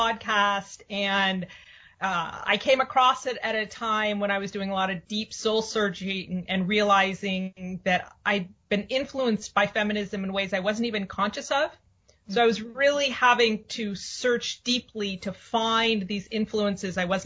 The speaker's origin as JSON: {"language": "English", "area": "San Francisco Bay Area", "region": "California", "country": "United States", "tie": "born or raised there", "said": "I grew up in the San Francisco Bay Area."}